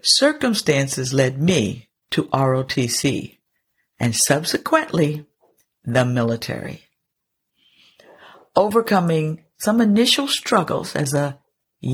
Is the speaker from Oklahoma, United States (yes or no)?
no; near Philadelphia, Pennsylvania, United States; Being born and raised near Philadelphia